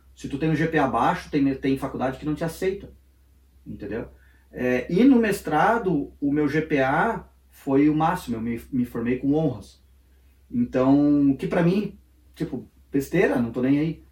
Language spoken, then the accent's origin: Portuguese; Brazil; moved away as an adult; also born or lived in Joinville, Brazil; now in United States; sou brasileiro